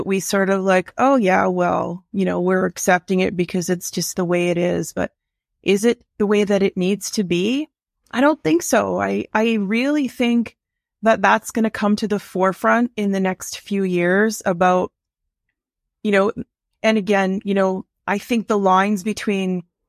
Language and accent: English; Ontario, Canada; now in Ottawa, Canada; I grew up in Northern Ontario as a kid, and I think we lived in a 1,200 square foot bungalow for a family of four.